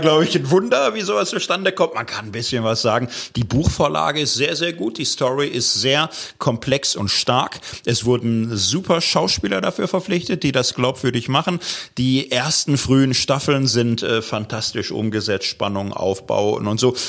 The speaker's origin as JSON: {"language": "German", "town": "Gelsenkirchen", "region": "North Rhine-Westphalia", "country": "Germany", "said": "Ich komme aus Gelsenkirchen, Stadtkind"}